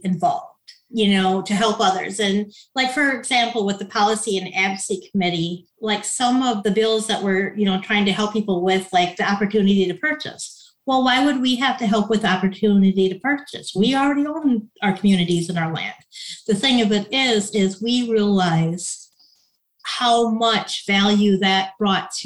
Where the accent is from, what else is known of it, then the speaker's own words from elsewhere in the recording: Madelia, Minnesota, United States; I'm from Medelia, Minnesota, out here in the Prairie Lands, just a small town of about 2,400